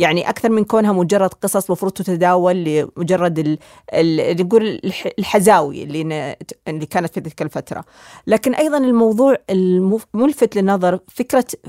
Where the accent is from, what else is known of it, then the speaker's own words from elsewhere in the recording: Saudi Arabia; إحنا كسعوديين